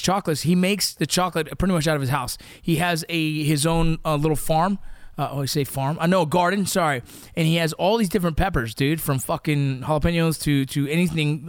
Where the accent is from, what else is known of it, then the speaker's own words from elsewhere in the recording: Los Angeles, California, United States; 818 is a very specific area code to where we grew up in the San Fernando Valley